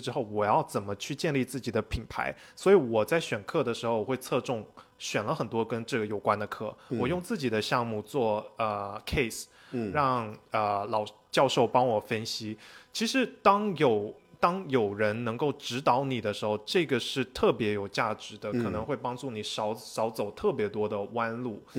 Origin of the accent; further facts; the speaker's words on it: United States; 我是在美国成长的，然后我又在中国工作了，之后又出来读 MBA